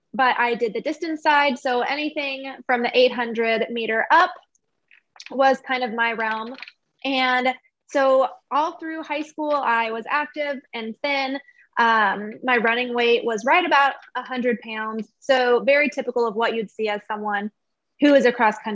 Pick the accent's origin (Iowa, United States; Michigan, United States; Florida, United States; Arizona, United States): Arizona, United States; I have lived here my whole life. So same as Kennedy, born and raised in Arizona